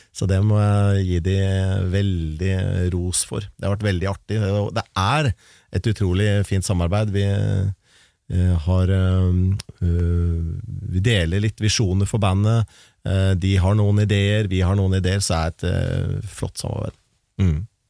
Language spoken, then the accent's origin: Norwegian; Larvik, Vestfold, Norway; en lokal vinylklubb hjemme i Larvik